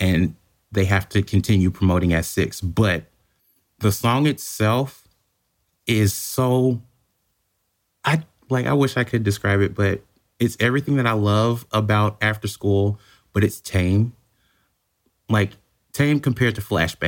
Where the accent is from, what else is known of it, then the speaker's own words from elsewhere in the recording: United States; as an American